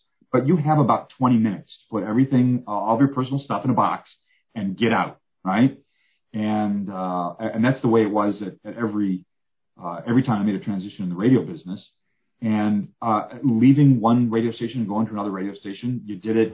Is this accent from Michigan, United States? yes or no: yes; Birmingham, Michigan, United States; moved away as an adult; also born or lived in Macomb, Michigan; now in Houston, United States; the church I grew up at, Redeemer Lutheran in Birmingham